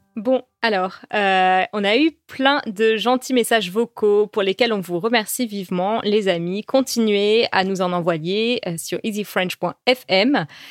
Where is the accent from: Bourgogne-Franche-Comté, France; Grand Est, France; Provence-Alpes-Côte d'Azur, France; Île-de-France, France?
Île-de-France, France; Paris; first language French; chez nous à Paris.